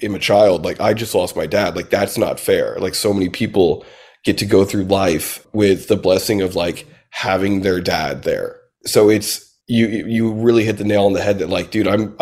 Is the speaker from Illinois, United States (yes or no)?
no; Southern Indiana, United States; now in Nashville, United States; I grew up in Southern Indiana, so and we were kind of poor growing up